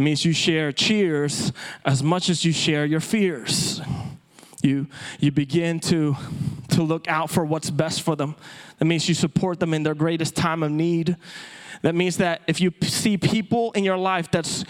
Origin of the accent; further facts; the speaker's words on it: Philippines; moved away; as a native-born Filipino, I was born and raised in the Philippines.